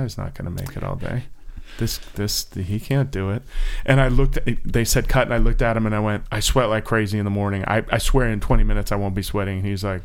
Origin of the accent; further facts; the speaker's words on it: Florida, United States; also born or lived in Orlando; I'm from Florida